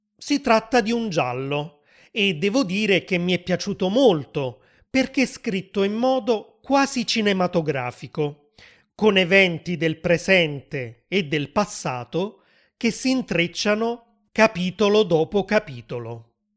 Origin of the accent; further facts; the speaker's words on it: Southern Italy, Italy; sono nato nel sud dell'Italia